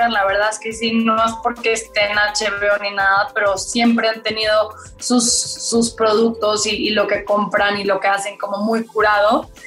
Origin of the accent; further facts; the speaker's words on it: Colombia; now in Mexico; Dije, si quiero realmente salirme de la colombiana que viene aquí a actuar, y que solo actúa